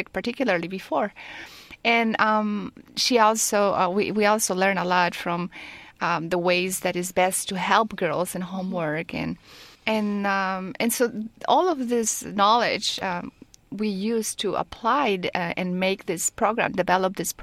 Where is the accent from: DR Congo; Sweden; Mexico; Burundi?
Mexico; moved away as an adult; also born or lived in France / California; now in Silicon Valley, United States; I was born in Mexico, and I have lived in France because I did my MBA over there in HEC-Paris